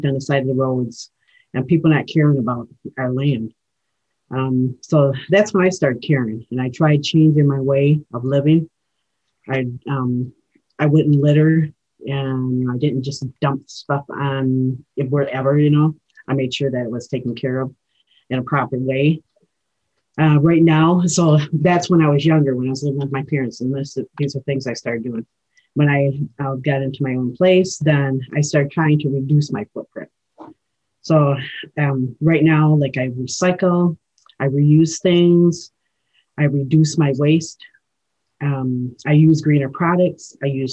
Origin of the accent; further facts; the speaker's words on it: Rosebush, Michigan, United States; I'm from Rosebush, Michigan, and I am of the Eagle Clan, and I'm an Ojibwe woman